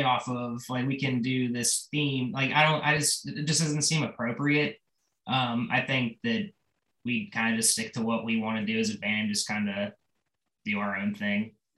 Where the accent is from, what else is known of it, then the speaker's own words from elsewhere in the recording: Pittsburgh, Pennsylvania, United States; my hometown Pittsburgh